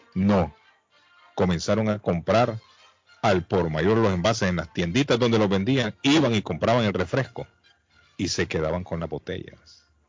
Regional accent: La Ceiba, Atlántida, Honduras; born or raised there; now in Massachusetts, United States

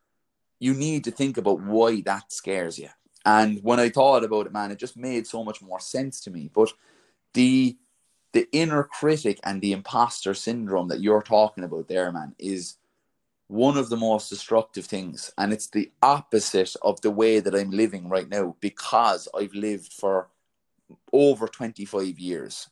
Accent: Ireland; I'm an Irish man, right? So I'm from a country of 4 million people

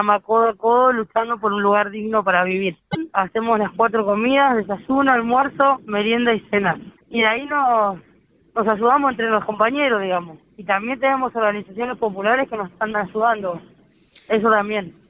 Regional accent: Argentina; Somos argentinos que nos encontramos en situación de calle y hay un derecho.

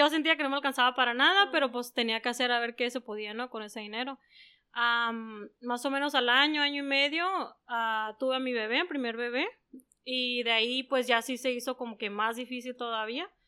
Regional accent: Yuma, Arizona, United States; moved away as an adult; now in San Luis Río Colorado, Mexico; pues nací aquí en San Luis de Colorado, viví aquí hasta los cinco años. Después de los cinco años eh, empecé a estudiar en Estados Unidos, en Yuma, de hecho. Y ahí fui al kinder, desde el kinder hasta la high school

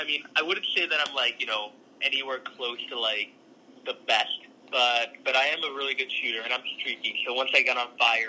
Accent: Calgary, Alberta, Canada; born or raised there; also born or lived in Singapore

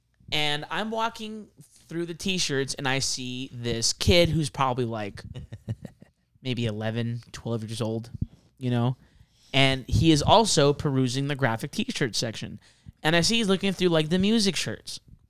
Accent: San Gabriel Valley, California, United States; growing up in the San Gabriel Valley

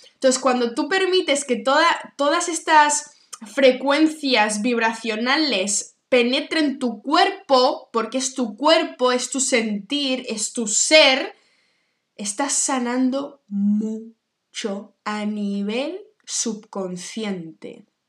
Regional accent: Barcelona, Catalonia, Spain; also born or lived in New York; soy de Barcelona

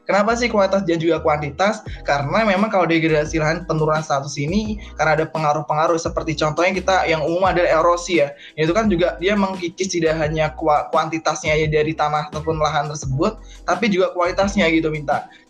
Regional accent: Lampung, Indonesia; asal gue dari daerah Lampung.

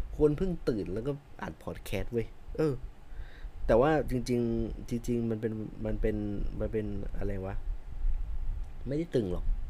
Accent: Chiang Mai, Thailand; moved away; ผมเป็นคนเชียงใหม่

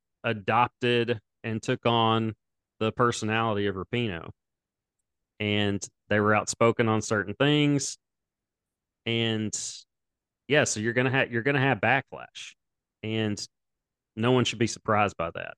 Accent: United States; as an American

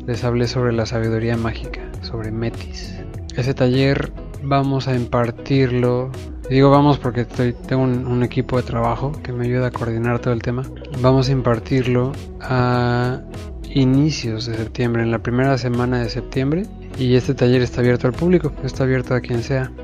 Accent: Mexico; el grueso del mexicano tenemos somos latinos y mucho de nuestra cultura viene de allá

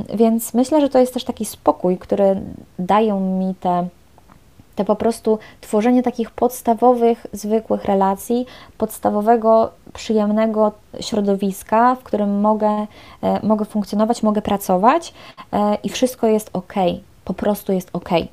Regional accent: Poland; moved away as an adult; now in Paris, France; jestem z Polski, jestem Polką

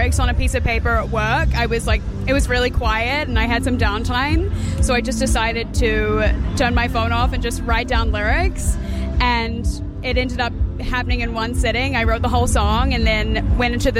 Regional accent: New Zealand; I'm an artist from New Zealand.

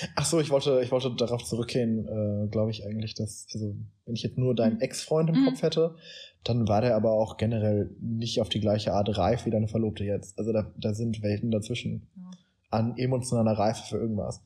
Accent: Germany; wir als Deutsche

